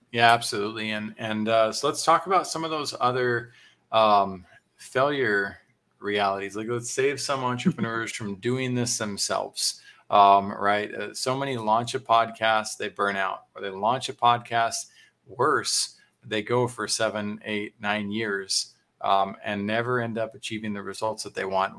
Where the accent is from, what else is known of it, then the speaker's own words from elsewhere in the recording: Texas, United States; as a Texan